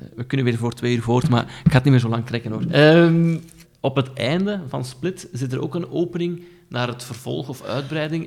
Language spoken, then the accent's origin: Dutch; Aalst, Flanders, Belgium; ik ben dus van Aalst